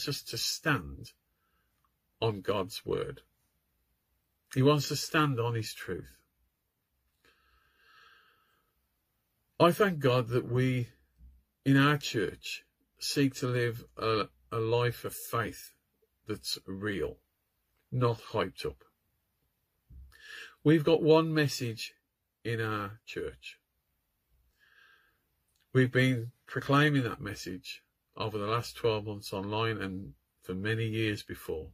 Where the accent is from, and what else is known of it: United Kingdom